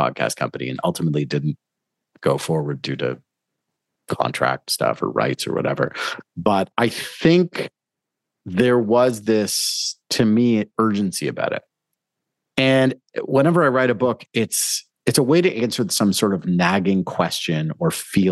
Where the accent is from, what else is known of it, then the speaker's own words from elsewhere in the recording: Toronto, Ontario, Canada; also born or lived in South America; I grew up in Toronto